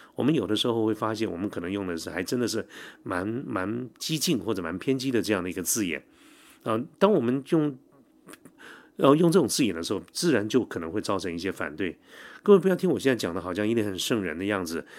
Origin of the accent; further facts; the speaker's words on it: Taiwan; 我记得我小的时候，因为我父亲是警察嘛哈，警察在那个年代几乎都是外省人，所以我从小就住在警察宿舍